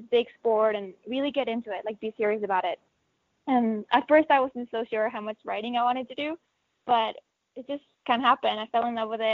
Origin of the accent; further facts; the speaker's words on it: Mexico; now in New Mexico, United States; I was born in Mexico